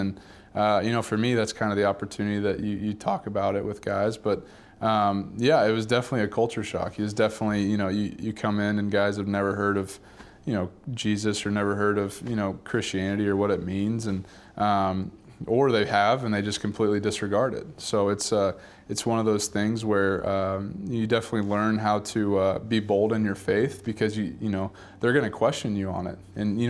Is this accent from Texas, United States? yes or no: yes; Dallas, Texas, United States; you grow up in Dallas, and we grew up in Highland Park, this awesome community